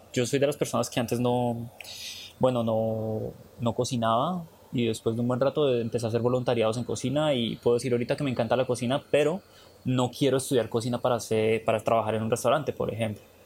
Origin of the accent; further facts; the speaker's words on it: Colombia; moved away as an adult; nosotros como colombianos